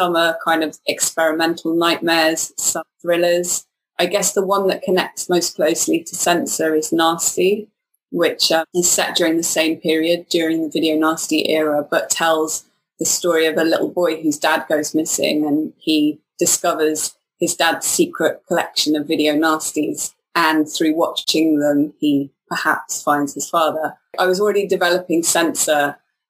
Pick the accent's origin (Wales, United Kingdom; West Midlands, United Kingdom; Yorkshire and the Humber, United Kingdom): Wales, United Kingdom; moved away; also born or lived in London; I'm from Wales originally and kind of moved to London when I was younger because I wanted to become a filmmaker.